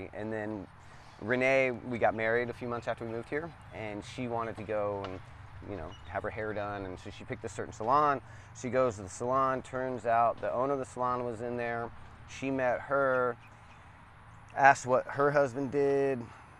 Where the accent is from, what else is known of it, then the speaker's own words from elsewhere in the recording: Atlanta, Georgia, United States; also born or lived in Birmingham, Alabama / Pensacola, Florida; So before pro skateboarding, I was born in Atlanta, and I lived between Atlanta, Birmingham, Alabama, and Pensacola, Florida.